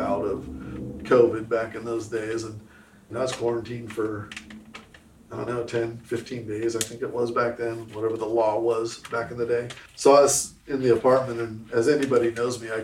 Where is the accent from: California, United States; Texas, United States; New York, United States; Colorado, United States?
California, United States; Southern; now in Arkansas, United States; I'm from Southern California. You know, so I'm out here in Arkansas now